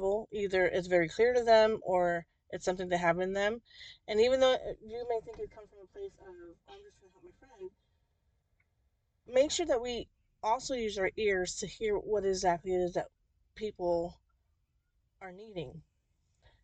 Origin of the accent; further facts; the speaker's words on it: New Jersey, United States; I grew up in New Jersey